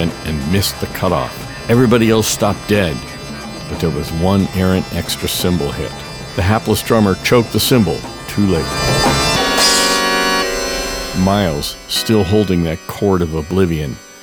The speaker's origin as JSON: {"language": "English", "town": "Daytona Beach", "region": "Florida", "country": "United States", "tie": "born or raised there", "also_born_or_lived": "Boston", "moved": "yes", "said": "my hometown of Daytona Beach"}